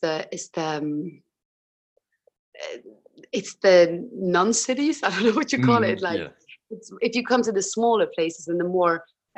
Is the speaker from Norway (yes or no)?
yes; Tromsø, Troms, Norway; now in London, United Kingdom; I'm from Tromsø, which is even further north.